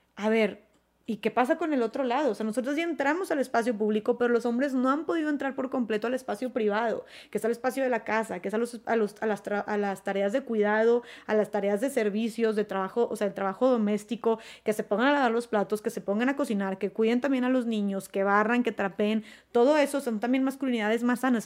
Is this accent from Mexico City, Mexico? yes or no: no; Monterrey, Nuevo León, Mexico; yo soy de Monterrey